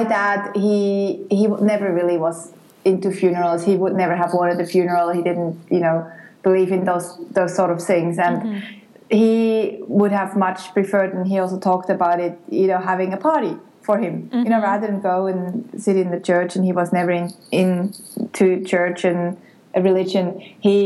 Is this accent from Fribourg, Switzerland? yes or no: no; near Bern, Switzerland; moved away as an adult; also born or lived in Geneva, Switzerland; now in Australia; I grew up near Bern in Switzerland, then I moved to Geneva, the French part, to study political science and marketing